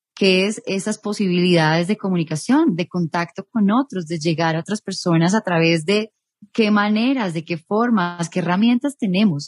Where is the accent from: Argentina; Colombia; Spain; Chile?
Colombia; Ibagué, Tolima; moved away as an adult; now in Bogotá, Colombia; soy nacida en Bogotá, pero criada en la capital musical de Colombia